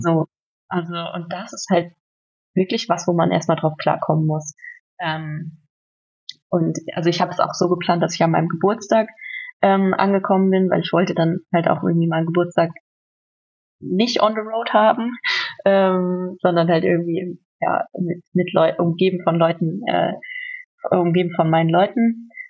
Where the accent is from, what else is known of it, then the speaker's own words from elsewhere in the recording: North Rhine-Westphalia, Germany; now in Berlin, Germany; in meinem Heimatort in NRW